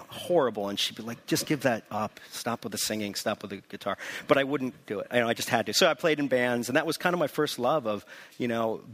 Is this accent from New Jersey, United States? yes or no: no; New Canaan, Connecticut, United States; I grew up in New Canaan, Connecticut, a small town about an hour outside of the city